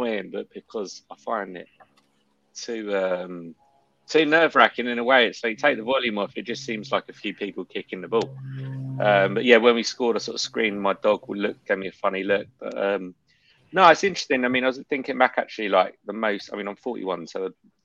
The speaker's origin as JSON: {"language": "English", "region": "London", "country": "United Kingdom", "moved": "yes", "lives_now": "Barcelona, Spain", "said": "I'm based in Barcelona, originally from North London"}